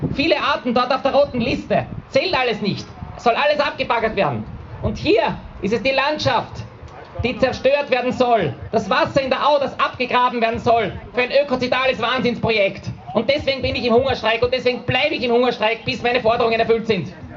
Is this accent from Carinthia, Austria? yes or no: no; Vienna, Austria; hier bei uns in Wien